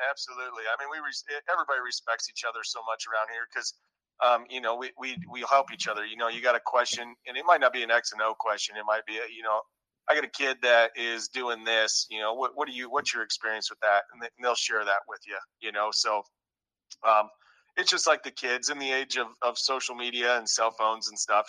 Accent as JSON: {"language": "English", "region": "Northwest Iowa", "country": "United States", "moved": "as an adult", "said": "I'm originally from Northwest Iowa"}